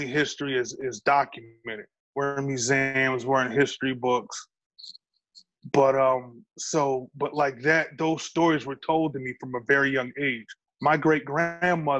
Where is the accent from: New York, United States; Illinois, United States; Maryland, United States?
New York, United States; I'm a New Yorker